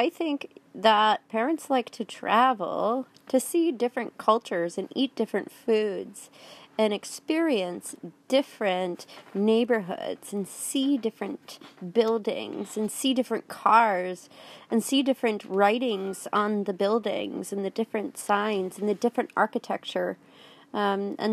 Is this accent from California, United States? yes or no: no; Wisconsin, United States; Well, Ponyland is where I'm staying right now, but I'm actually from Wisconsin.